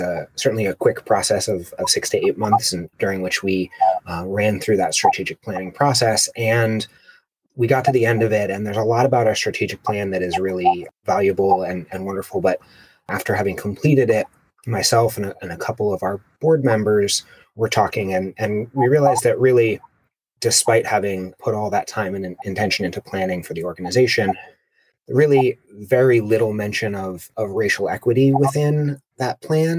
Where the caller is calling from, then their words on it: Albany, California, United States; I'm calling in from Leash Annalone territory, also known as Albany, California.